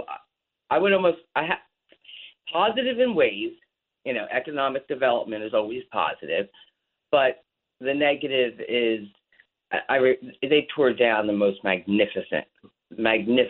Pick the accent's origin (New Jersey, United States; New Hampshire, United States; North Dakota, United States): New Jersey, United States; Atlantic City; now in Ventnor, United States; I was born and raised in Atlantic City.